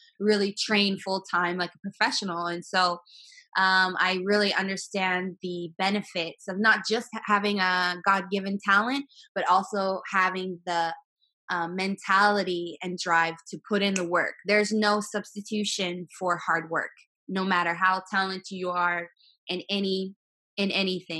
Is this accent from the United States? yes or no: yes; Sturgis, South Dakota, United States; also born or lived in Philippines; now in Miami, United States; I'm originally from Sturgis, South Dakota, a very, very small town